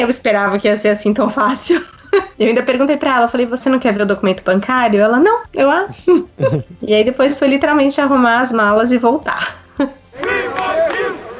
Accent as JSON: {"language": "Portuguese", "town": "Santos", "region": "São Paulo", "country": "Brazil", "tie": "born or raised there", "also_born_or_lived": "São José do Rio Preto", "moved": "as an adult", "lives_now": "Gainesville, United States", "said": "eu sou nascida e criada em Santos"}